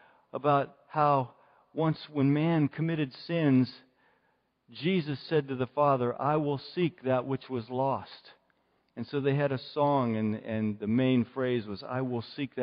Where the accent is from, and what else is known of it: Indiana, Pennsylvania, United States; also born or lived in Philadelphia